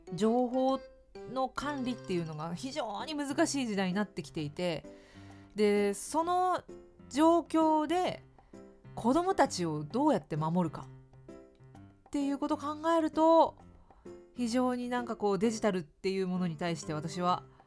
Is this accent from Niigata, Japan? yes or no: no; Fukuoka, Japan; moved away as an adult; now in Tokyo, Japan; 私は福岡県福岡市出身で